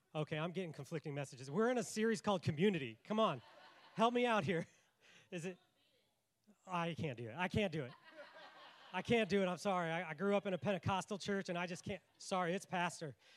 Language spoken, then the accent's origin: English; Washington, United States; accent: north; moved away as an adult; also born or lived in Colorado Springs, Colorado / Tulsa, Oklahoma; now in South Carolina, United States; I was from Washington. I I sound very north